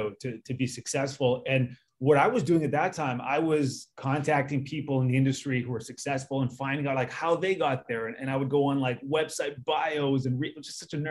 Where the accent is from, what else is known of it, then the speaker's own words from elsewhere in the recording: Canada; moved away as an adult; now in United States; being a Canadian, growing up with hockey